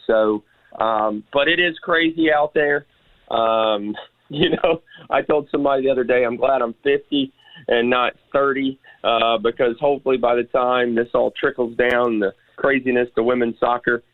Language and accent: English; Memphis, Tennessee, United States; I am a Memphian, right? I grew up here in Memphis. I was born here, grew up here